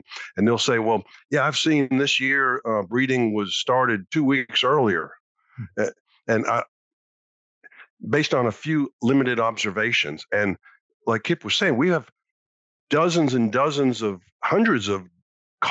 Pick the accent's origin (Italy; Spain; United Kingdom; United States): United States; Massachusetts; I used to deer hunt in Vermont and Maine when I was growing up in Massachusetts.